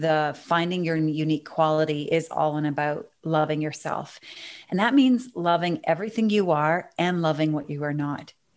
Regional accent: Canada; accent: Canadian

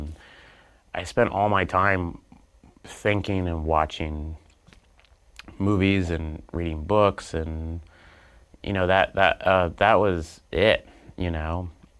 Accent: Oklahoma, United States; moved away as an adult; I'm from Oklahoma.

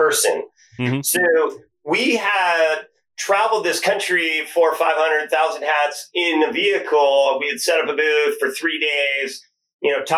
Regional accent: Silicon Valley, California, United States; We're from Silicon Valley

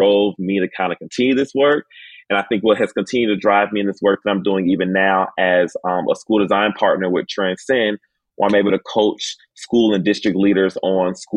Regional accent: Miami, Florida, United States; moved away as an adult; I was originally born and raised in Miami, Florida

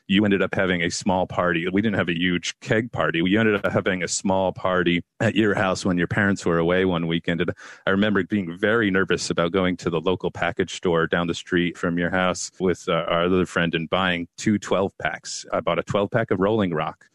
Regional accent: United States; as American suburban males, growing up through the eighties and into the nineties

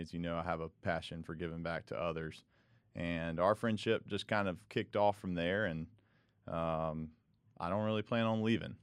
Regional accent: Charlotte, North Carolina, United States; moved away as an adult; now in Greenville, United States; I grew up in Charlotte, so right down the road

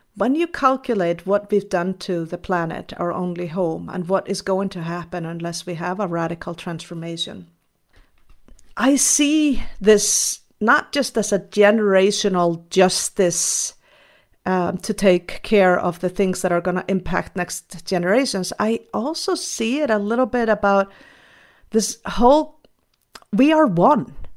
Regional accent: Iceland; I was raised in Iceland, a Nordic country

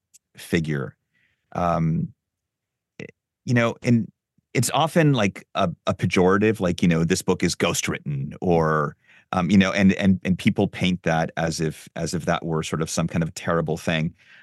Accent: Lima, Peru; I grew up in Lima in Peru

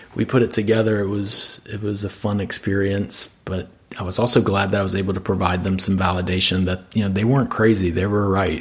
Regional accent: Birmingham, Alabama, United States; now in Nashville, United States; growing up in the South

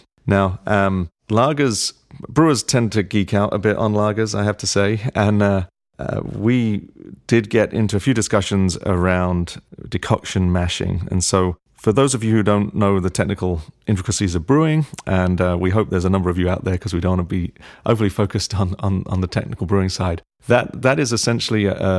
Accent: United Kingdom; being a Brit myself

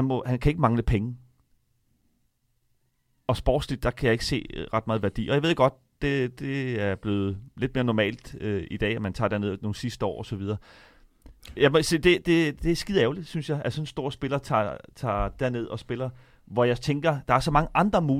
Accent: Denmark; nu er vi danskere

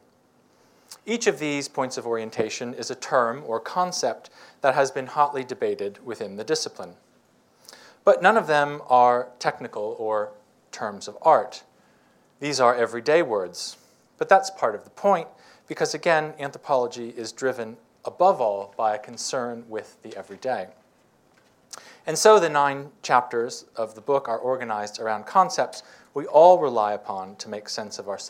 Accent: United States; moved away as an adult; I was coming from the United States

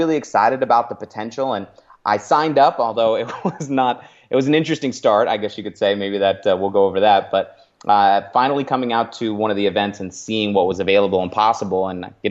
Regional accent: Northern California, United States; moved away as an adult; also born or lived in San Francisco Bay Area / Los Angeles; now in Arizona, United States; I'm originally a California kid. I make my home in Arizona now, but I was born near the Bay. Ended up growing up in the sticks in Northern California, up in the mountains

